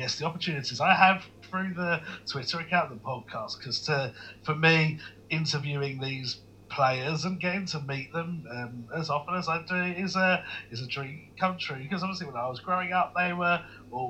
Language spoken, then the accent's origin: English; London, United Kingdom; also born or lived in East Anglia; I'm from South Woodford, which is a suburb in London, sort of near Walthamstow, Leytonstone, that sort of way. I was born in Leytonstone, grew up there all my life